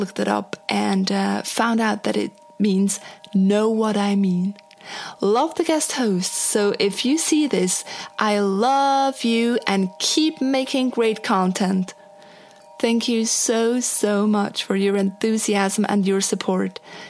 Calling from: Portland, Oregon, United States; from Portland, Oregon, USA.

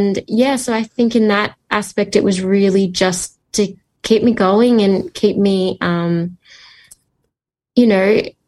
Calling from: Melbourne, Victoria, Australia; And I'm joining you from Melbourne, Victoria, Australia.

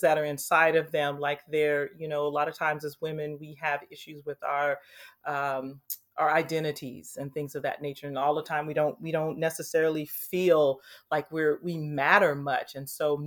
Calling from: Anaheim, California, United States; I'm calling in from Anaheim, California. I currently live in Anaheim, um, haven't been here too long.

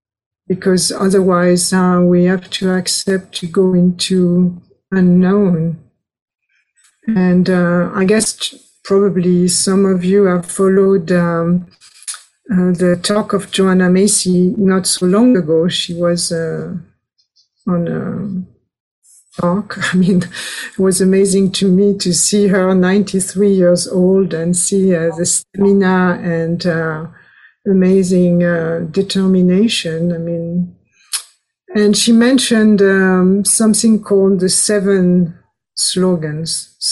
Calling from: France; English is a second language; So I'm speaking from France, and also it's quite idyllic.

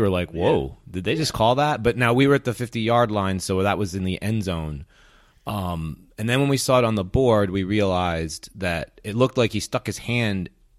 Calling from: Providence, Rhode Island, United States; I am recording today from Providence, Rhode Island, and it is, let me look.

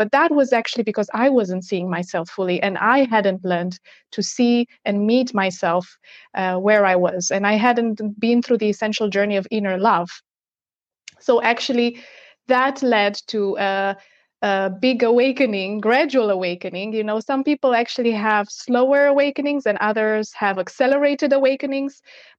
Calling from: Portugal; And yes, I'm tuning in from Portugal.

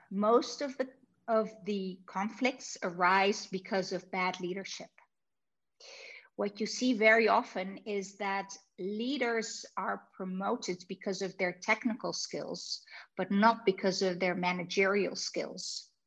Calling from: Amsterdam, North Holland, Netherlands; I'm calling in from Amsterdam. So it's pretty far away.

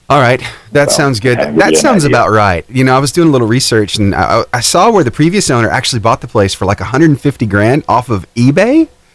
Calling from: Alabama, United States; Alabama, in North Alabama.

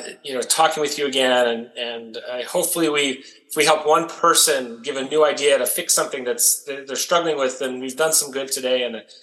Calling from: Las Vegas, Nevada, United States; I'm calling you from Las Vegas, Nevada, US. And I spend most of my time here, and this is sort of the base of operations now.

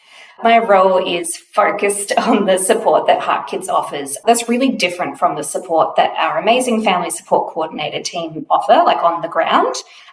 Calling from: Melbourne, Victoria, Australia; I am coming to you from Nam on Wurundjeri land.

